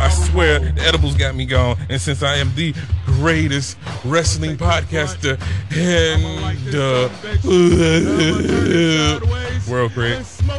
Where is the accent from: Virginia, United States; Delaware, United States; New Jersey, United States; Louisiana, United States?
Virginia, United States; Because I'm from Virginia. Ain't shit to do but be warm.